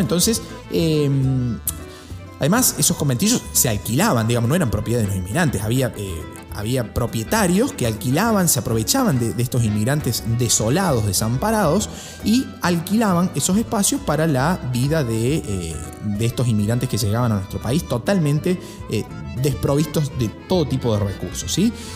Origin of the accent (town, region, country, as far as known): Argentina